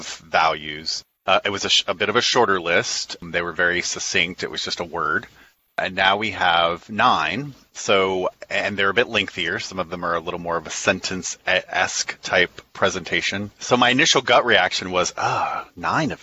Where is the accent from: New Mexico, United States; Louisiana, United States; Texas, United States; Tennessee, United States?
Texas, United States; moved away as an adult; now in Georgia, United States; I'm originally from Texas, and I went to the University of Texas